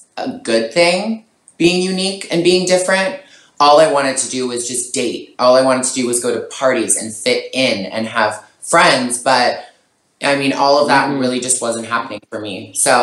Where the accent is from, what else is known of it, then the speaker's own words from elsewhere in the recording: Toronto, Ontario, Canada; moved away; also born or lived in Montreal; growing up in Toronto, which I miss so much, I can't wait for this to be over so I can come back home.